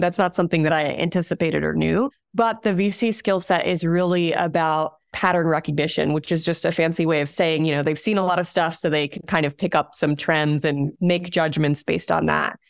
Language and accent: English; Abu Dhabi, United Arab Emirates; now in United States; I'm originally from Abu Dhabi, from the United Arab Emirates. That's where I was born and raised